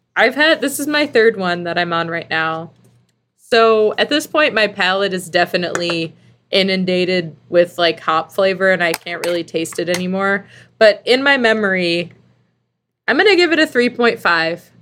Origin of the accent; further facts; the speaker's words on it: Philadelphia, Pennsylvania, United States; I'm American. Like, I'm from Yeah. Philadelphia.